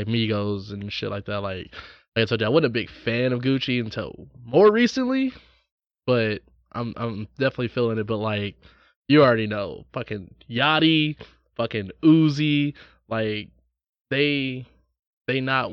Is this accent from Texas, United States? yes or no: no; Los Angeles, California, United States; I grew up in L.A.